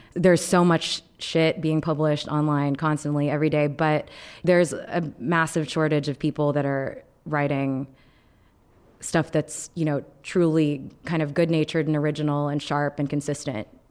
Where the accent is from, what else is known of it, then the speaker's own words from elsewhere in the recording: Texas, United States; I grew up in Texas, um, in a ninety-eight percent white